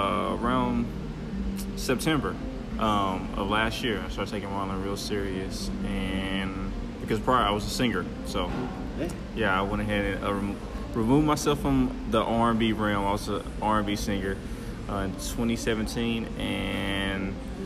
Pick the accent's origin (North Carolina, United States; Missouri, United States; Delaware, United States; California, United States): Missouri, United States; Kansas City; I'm from Kansas City, Missouri